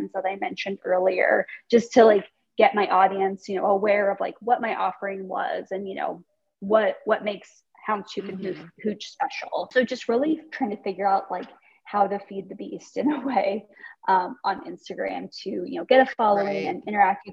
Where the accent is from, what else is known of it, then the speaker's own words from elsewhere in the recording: Iowa, United States; moved away as an adult; also born or lived in New York City, United States; now in Des Moines, United States; I'm from the Quad Cities.